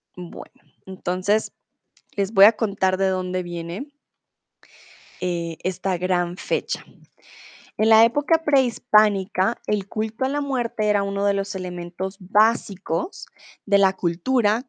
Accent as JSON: {"language": "Spanish", "region": "Bogotá", "country": "Colombia", "moved": "yes", "lives_now": "Germany", "said": "soy de Colombia, de Bogotá, la capital, y comúnmente vivo en Alemania"}